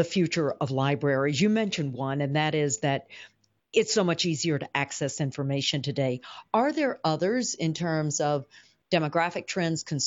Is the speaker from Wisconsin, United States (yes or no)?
no; Memphis, Tennessee, United States; Growing up in South Memphis